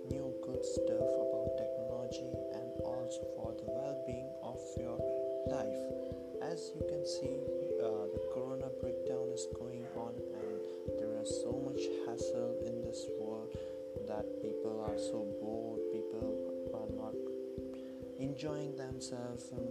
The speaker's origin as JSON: {"language": "English", "country": "India", "said": "I'm from India"}